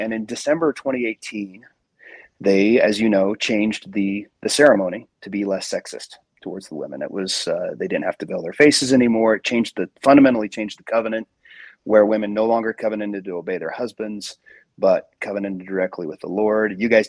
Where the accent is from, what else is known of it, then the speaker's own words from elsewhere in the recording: Salt Lake City, Utah, United States; I was raised in Salt Lake. I went on a mission to Italy.